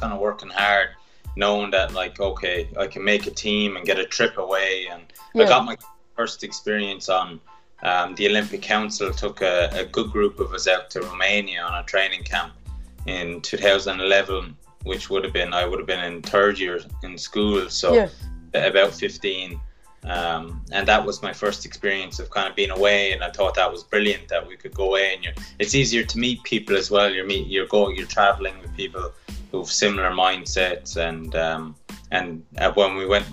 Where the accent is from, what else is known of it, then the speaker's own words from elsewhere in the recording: Clonmel, Munster, Ireland; I'm from Clonmel